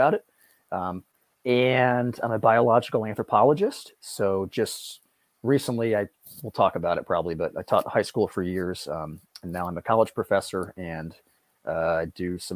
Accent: Connecticut, United States; moved away as an adult; now in Shelburne Falls, United States; I'm from Connecticut, not too far away

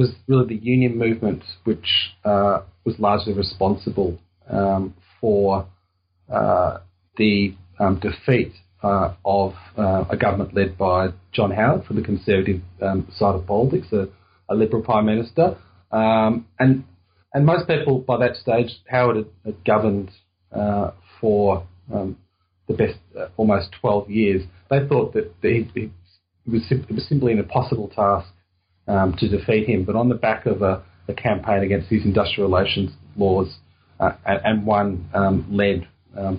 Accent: Melbourne, Victoria, Australia; where I grew up in Melbourne

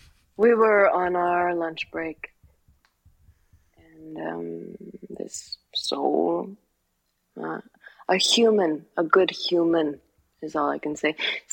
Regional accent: United Kingdom; I have a British sister, so I have a British niece. I am British.

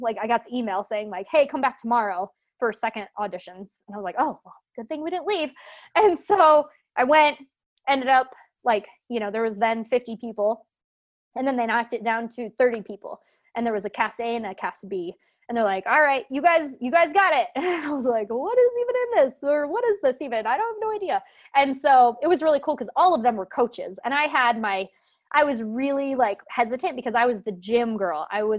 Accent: Lancaster, Pennsylvania, United States; I'm from Lancaster, PA. There is no way I can like get a hotel for a week, like right. in Manhattan, you know.

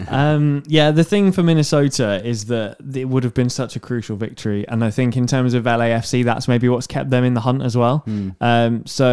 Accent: United Kingdom; I'm British

